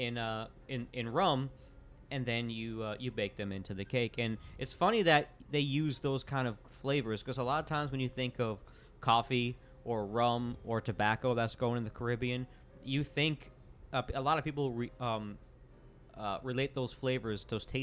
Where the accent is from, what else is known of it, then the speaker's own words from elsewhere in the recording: Florida, United States; growing up in Florida